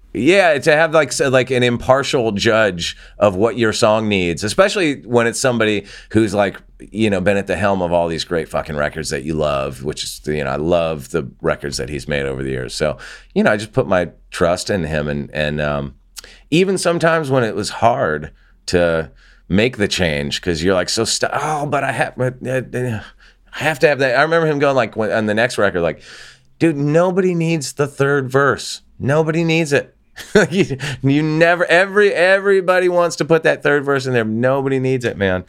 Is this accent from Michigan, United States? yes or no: no; Santa Barbara, California, United States; moved away as an adult; also born or lived in Los Angeles; my hometown and where I grew up and when I grew up there, which was, you know, Santa Barbara, California